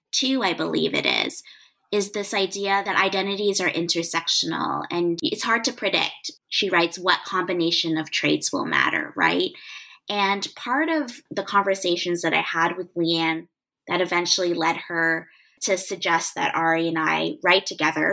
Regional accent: Canada; I am Canadian

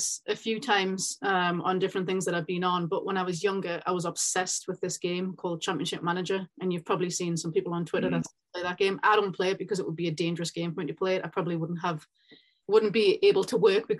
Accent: Newcastle upon Tyne, North East England, United Kingdom; moved away; I'm originally from Newcastle, England, and that's where I am right now, home for Christmas, so the accent might be a little bit thicker.

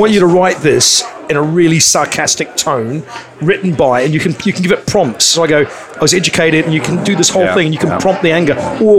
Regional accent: New Zealand; moved away; I grew up in New Zealand in the 70s and 80s, and I didn't have much of an education.

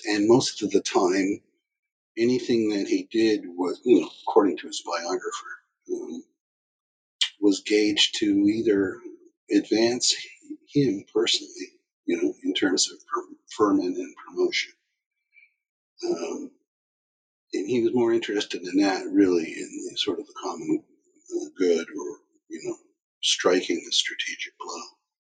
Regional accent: Canada; And the fact that I'm Canadian, it doesn't bias me to favor one side over the other.

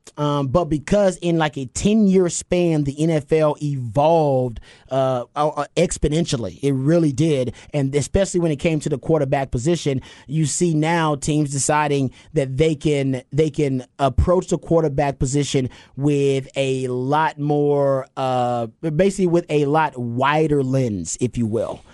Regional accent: Houston, Texas, United States; I'm from South Park

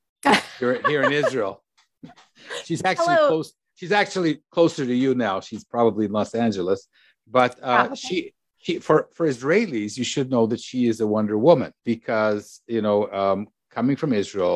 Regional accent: Canada; I'm from Canada. What are underoos?

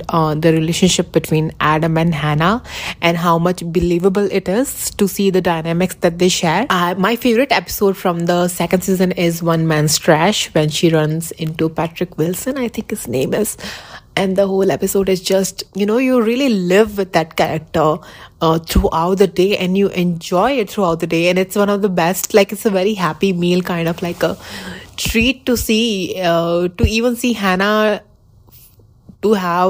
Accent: Rajasthan, India; I am from India

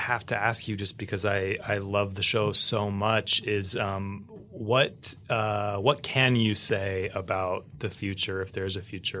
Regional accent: Ohio, United States; I'm from a rural town in Ohio.

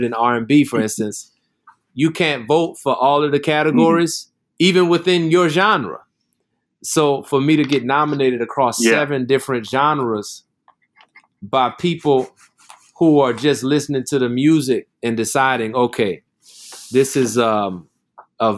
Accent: New Orleans, Louisiana, United States; I grew up in New Orleans.

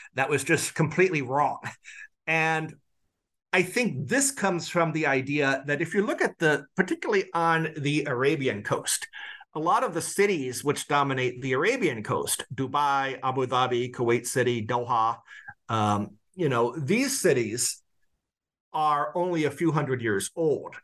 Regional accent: Quincy, Illinois, United States; I grew up in Quincy, Illinois

